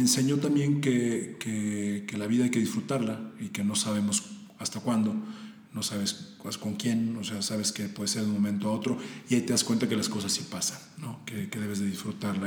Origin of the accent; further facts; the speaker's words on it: Puebla, Mexico; now in Mexico City, Mexico; somos, de Puebla